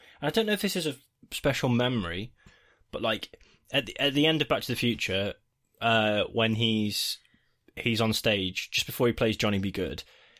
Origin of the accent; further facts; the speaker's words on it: Australia; As an Australian, I'm also mesmerised by your wonderful accents.